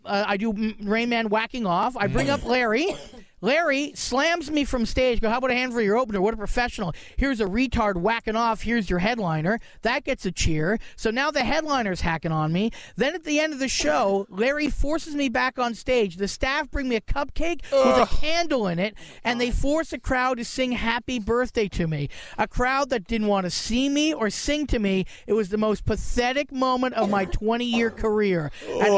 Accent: Brantford, Ontario, Canada; my hometown, which I hate. A lot. Brantford, Ontario

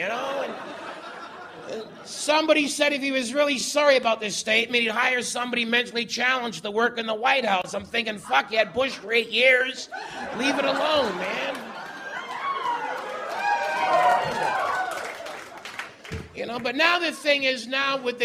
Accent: Winnipeg, Manitoba, Canada; moved away; I'm originally from Transcona, which is the Métis word for Ukrainians working at CN

